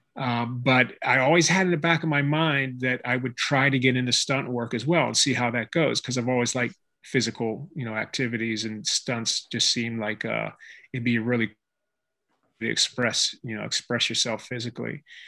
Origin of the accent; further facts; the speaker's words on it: Pittsburgh, Pennsylvania, United States; moved away as an adult; now in California, United States; I'm from Pittsburgh, Pennsylvania, and uh, I moved to California to study martial arts under Dan Inosanto